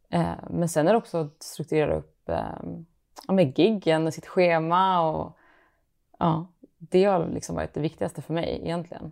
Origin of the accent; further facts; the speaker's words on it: Malmö, Skåne, Sweden; now in Stockholm, Sweden; jag är från Malmö, men jag bor i Stockholm